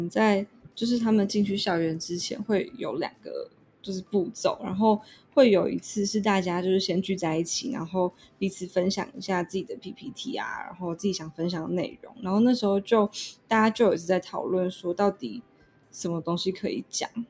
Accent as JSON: {"language": "Chinese", "country": "Taiwan", "said": "就是我从来没有想过可以有别种的类型的生活，就是就是我觉得这就是台湾人的"}